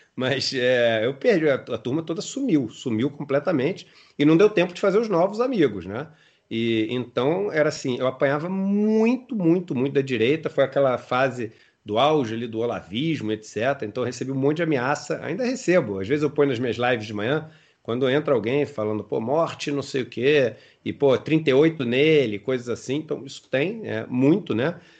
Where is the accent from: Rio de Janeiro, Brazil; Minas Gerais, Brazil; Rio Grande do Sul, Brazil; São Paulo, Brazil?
Rio de Janeiro, Brazil; Eu sou carioca